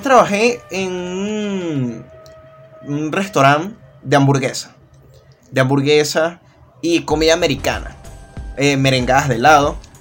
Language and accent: Spanish; Caracas, Capital District, Venezuela; Yo nací aquí en Caracas en el año 1997